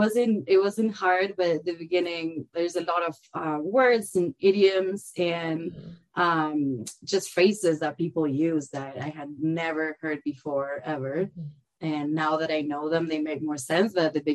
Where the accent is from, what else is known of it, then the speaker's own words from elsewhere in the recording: Concordia, Entre Ríos, Argentina; English is a second language; moved away as an adult; also born or lived in Patagonia / Buenos Aires; now in Lake Tahoe, United States; I was actually born down in the south in the Patagonia region, mm-hmm. but I grew up in a small town called Concordia that's 4 hours north of Buenos Aires, the capital mm-hmm. city. And I lived there until I was about 18 and moved to Buenos Aires